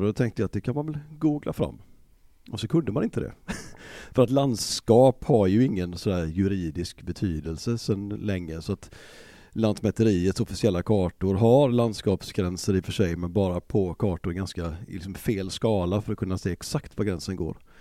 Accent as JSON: {"language": "Swedish", "town": "Gothenburg", "region": "Västra Götaland", "country": "Sweden", "tie": "born or raised there"}